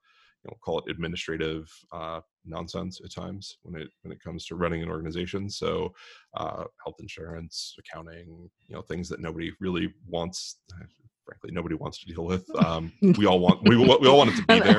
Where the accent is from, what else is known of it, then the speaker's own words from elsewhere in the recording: Pittsburgh, Pennsylvania, United States; now in Southern California, United States; I grew up in Pittsburgh